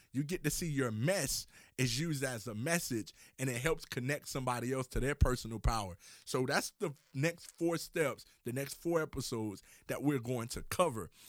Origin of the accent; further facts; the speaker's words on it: Miami, Florida, United States; I'm from Miami, Florida